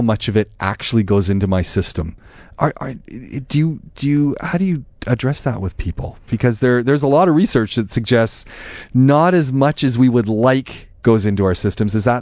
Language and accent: English; Canada; now in Dubai, United Arab Emirates; that's where we're both from. We're both from Canada